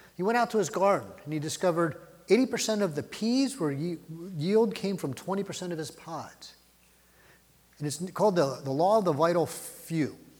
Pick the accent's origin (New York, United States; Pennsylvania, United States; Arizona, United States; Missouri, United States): Pennsylvania, United States; Philadelphia; I grew up in Philly.